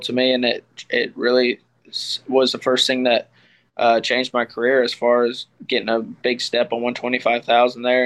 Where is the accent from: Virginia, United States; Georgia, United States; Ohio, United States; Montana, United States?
Montana, United States; Miles City; moved away as an adult; now in Stephenville, United States; I'm not from Stephenville, Texas. I'm from Miles City, Montana.